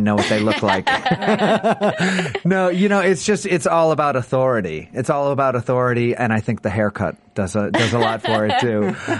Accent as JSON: {"language": "English", "town": "New Orleans", "region": "Louisiana", "country": "United States", "said": "And I'm originally from New Orleans"}